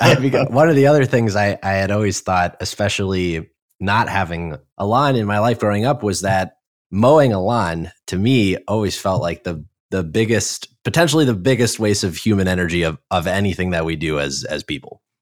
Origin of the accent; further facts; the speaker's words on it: New York, United States; moved away; growing up in New York, when I moved here